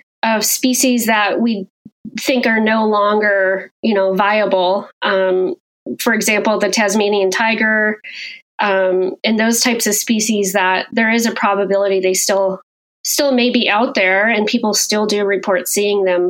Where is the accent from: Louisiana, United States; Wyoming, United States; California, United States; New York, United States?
Wyoming, United States; I grew up in Wyoming